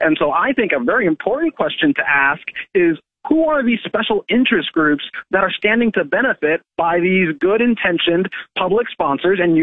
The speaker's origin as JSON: {"language": "English", "region": "Kansas", "country": "United States", "tie": "born or raised there", "said": "My state, my home state of Kansas"}